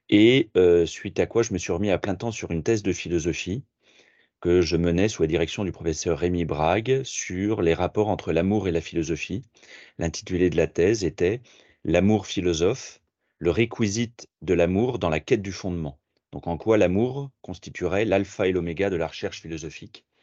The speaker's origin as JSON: {"language": "French", "town": "Paris", "region": "Île-de-France", "country": "France", "lives_now": "Tours, France", "said": "j'habite à Tours depuis, euh, depuis 8 ans maintenant, je suis parisien d'origine."}